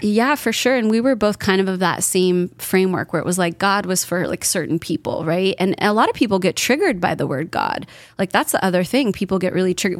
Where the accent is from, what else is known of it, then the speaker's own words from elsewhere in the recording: Kelseyville, California, United States; moved away; I was raised in Northern California